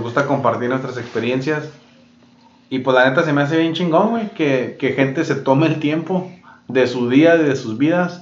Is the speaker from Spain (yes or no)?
no; Mexico; nosotros que somos pues mexicanos